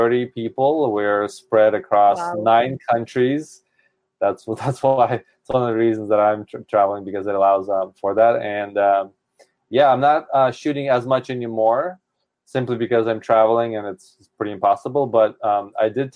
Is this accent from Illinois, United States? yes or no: no; Seattle, Washington, United States; I'm from Seattle, and it's rainy and cold.